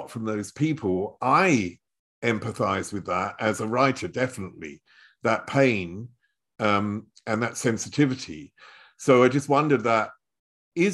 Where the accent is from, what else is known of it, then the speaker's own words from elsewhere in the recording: Chelmsford, East of England, United Kingdom; now in Germany; I was brought up in Chelmsford, which is the other side of London.